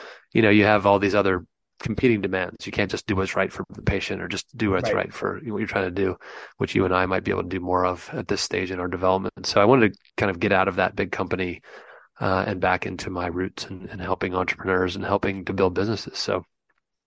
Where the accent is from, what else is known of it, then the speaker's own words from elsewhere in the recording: United States; accent: American; moved away as an adult; now in London, United Kingdom; as you can tell by my funny accent, I'm an American. They shipped me over here in 2010 to help the European operation get up off the ground